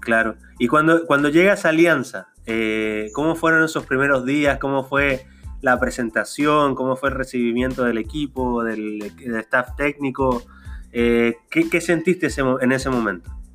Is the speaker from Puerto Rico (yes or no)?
no; Chile; yo soy chileno